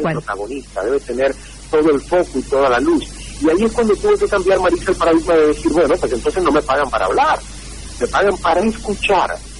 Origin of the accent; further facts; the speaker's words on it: Santiago de Cuba, Cuba; moved away as an adult; la emisora provincial de Santiago de Cuba, donde yo nací y crecí.